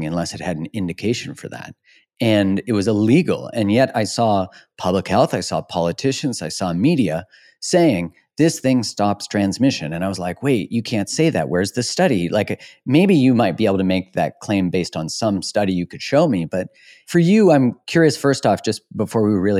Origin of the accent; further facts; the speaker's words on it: Canada; I'm from Canada too. So living in Canada